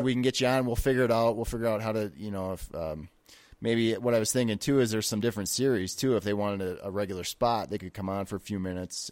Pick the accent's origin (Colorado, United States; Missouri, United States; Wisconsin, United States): Wisconsin, United States; moved away; I'm originally from Wisconsin